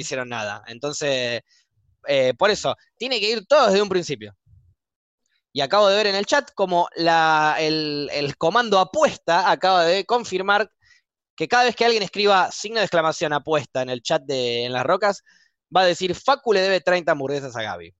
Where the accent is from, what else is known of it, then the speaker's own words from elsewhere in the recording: Argentina; moved away as an adult; also born or lived in New Zealand; como éramos argentinos